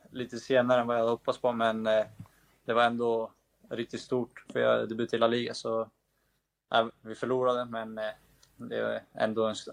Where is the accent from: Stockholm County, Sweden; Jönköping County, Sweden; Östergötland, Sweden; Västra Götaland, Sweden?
Stockholm County, Sweden; Nacka; moved away as an adult; now in Vigo, Spain; Jag är från Nacka, så jag gick på Järla skola och Ekliden.